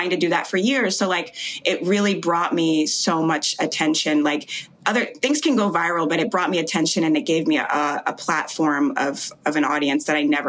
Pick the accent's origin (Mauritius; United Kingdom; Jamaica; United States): Jamaica; I was born in Jamaica